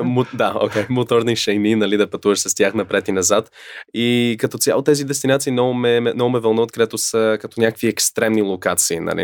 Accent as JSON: {"language": "Bulgarian", "country": "Canada", "tie": "born or raised there", "moved": "yes", "lives_now": "Bulgaria", "said": "съм израснал и в Канада и там, когато зимата дойде е ужас"}